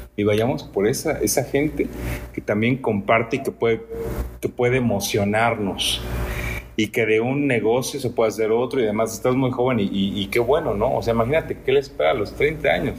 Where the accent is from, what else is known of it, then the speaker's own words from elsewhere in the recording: Mexico; como mexicanos